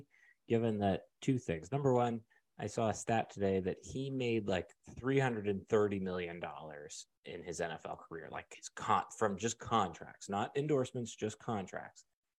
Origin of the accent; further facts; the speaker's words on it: Central Pennsylvania, United States; maybe this is just growing up in Central PA, I could be fired tomorrow.